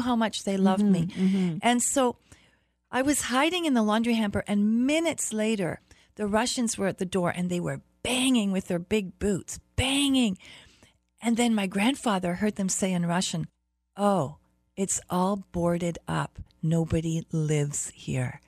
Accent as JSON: {"language": "English", "region": "Berlin", "country": "Germany", "tie": "born or raised there", "also_born_or_lived": "Toronto, Canada", "moved": "yes", "said": "I grew up in Berlin, Germany. hmm that was after my mom had taken me there. I really was born in Toronto."}